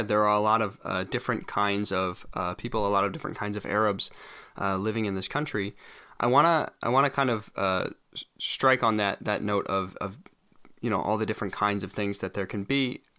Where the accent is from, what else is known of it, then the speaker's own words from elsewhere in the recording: United States; moved away; I come from the United States, where growing up Christian, there was always this kind of air of we are Protestant and the Catholics have it wrong.